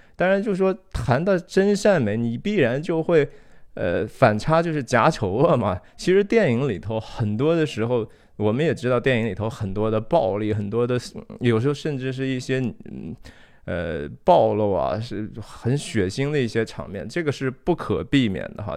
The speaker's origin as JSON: {"language": "Chinese", "country": "China", "tie": "born or raised there", "moved": "yes", "said": "我自己当然是土生土长地，我在中国长大哈，三十多年"}